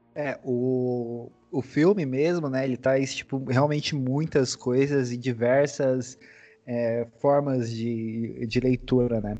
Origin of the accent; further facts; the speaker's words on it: São Paulo, Brazil; eu sou de São Paulo, né, não, não sei quem sabe, mas eu sou de São Paulo